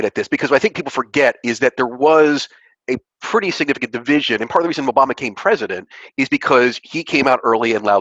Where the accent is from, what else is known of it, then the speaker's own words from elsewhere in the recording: United States; accent: American; my American accent